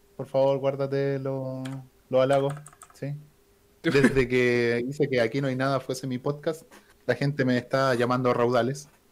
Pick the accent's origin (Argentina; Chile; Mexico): Chile; Aquí somos chilenos